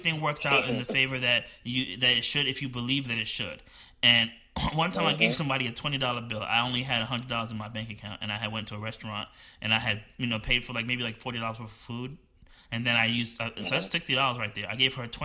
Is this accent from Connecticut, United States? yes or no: no; New Jersey, United States; moved away; I'm from New Jersey and I grew up poor